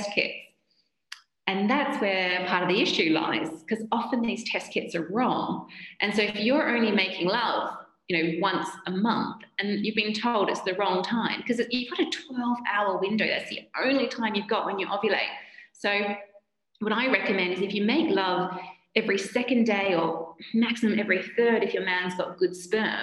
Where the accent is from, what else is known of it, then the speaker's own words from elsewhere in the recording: Australia; moved away as an adult; now in United Kingdom; I'm Australian and I moved to the UK as a Japanese medical translator